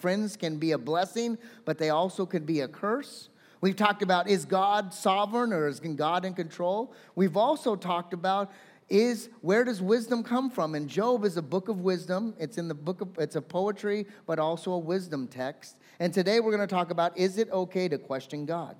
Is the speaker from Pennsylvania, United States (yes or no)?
no; California, United States; I'm a Californian.